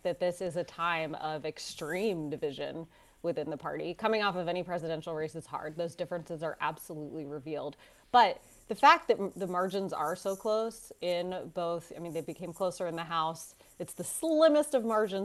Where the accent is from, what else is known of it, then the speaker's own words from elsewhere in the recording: the South, United States; also born or lived in Georgia; I was born in the South, just like Quentin